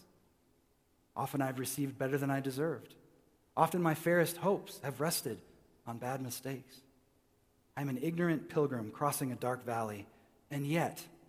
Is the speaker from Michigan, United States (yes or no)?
yes; Michigan, United States; I was raised in Michigan